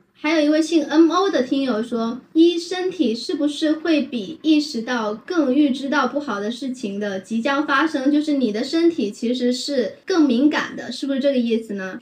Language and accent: Chinese; Quanzhou, Fujian, China; 我家乡在泉州啊